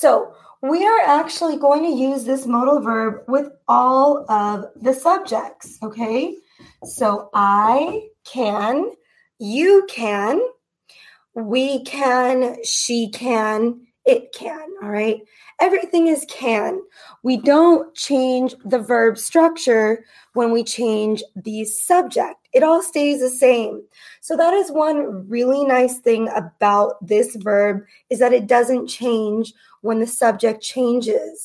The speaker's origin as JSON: {"language": "English", "country": "United States", "said": "I am an American English teacher"}